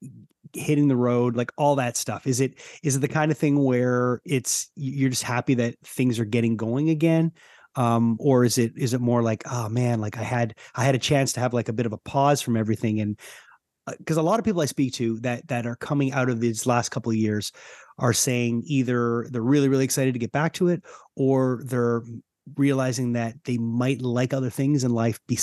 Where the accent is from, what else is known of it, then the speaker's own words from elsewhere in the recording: Canada; I mean, you know, I'm from Canada, so things are, we're a little bit like kind of standing away, watching